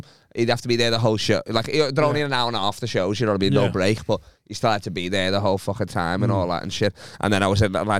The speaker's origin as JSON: {"language": "English", "town": "Liverpool", "region": "North West England", "country": "United Kingdom", "accent": "Scouse"}